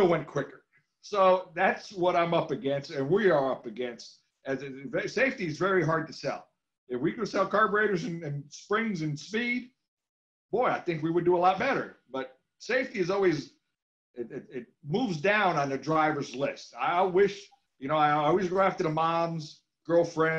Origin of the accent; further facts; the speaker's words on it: New England, United States; I grew up in New England going to all kinds of racetracks